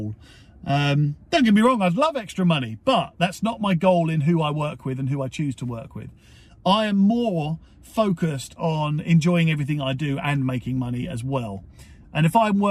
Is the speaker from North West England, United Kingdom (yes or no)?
no; Portsmouth, South East England, United Kingdom; my hometown is Portsmouth, or my home city is Portsmouth